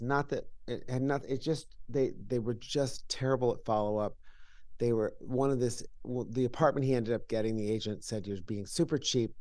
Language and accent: English; Salem, New York, United States; I grew up in upstate New York in a little town called Salem, New York, in Washington County